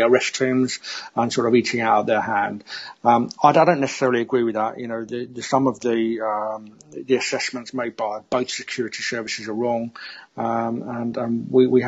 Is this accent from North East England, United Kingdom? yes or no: no; London, United Kingdom; I've lived in London most of my life. You can probably hear from my accent.